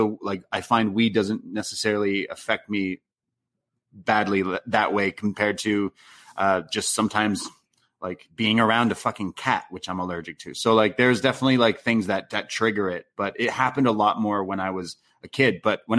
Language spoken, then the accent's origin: English; Canada; accent: Canadian; Making fun of my Canadian accent.